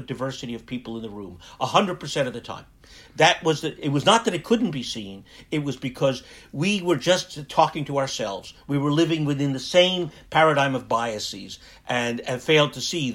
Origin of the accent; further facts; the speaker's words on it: United States; I'm American